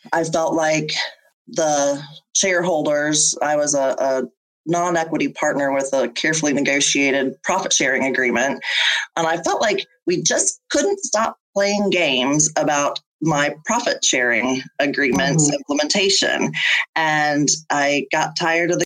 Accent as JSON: {"language": "English", "town": "Panama City", "region": "Florida", "country": "United States", "tie": "born or raised there", "lives_now": "St. Petersburg, United States", "said": "I come from the Panhandle, from Panama City, and the landscape is very similar here in St. Pete to my hometown"}